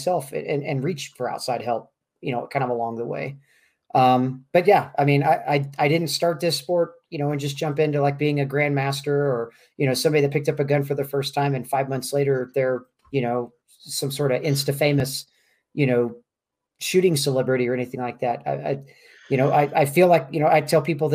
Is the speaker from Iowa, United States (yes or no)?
no; Kansas City, Missouri, United States; moved away as an adult; now in Albuquerque, United States; born and raised in Kansas City, Missouri, and lived here, lived in Kansas City all the way up till about a year and a half ago now